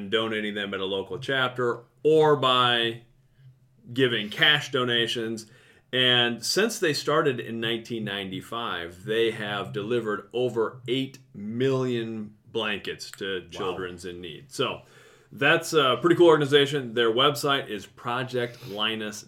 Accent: Mason City, Iowa, United States; I was growing up in Mason City

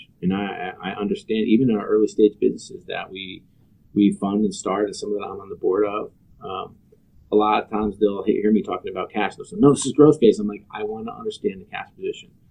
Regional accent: New York, United States; Born and bred in New York

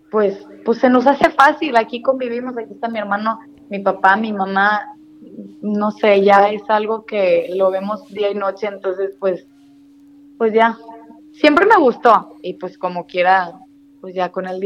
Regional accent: Allende, Nuevo León, Mexico; nosotros somos de Allende, Nuevo León, está muy cerquita de, de Monterrey es una ciudad muy transportista, por cierto.

